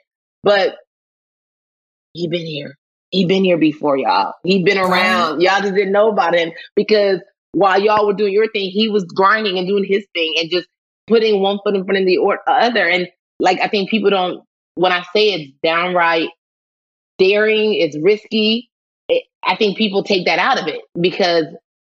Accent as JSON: {"language": "English", "country": "Nigeria", "said": "as a Nigerian"}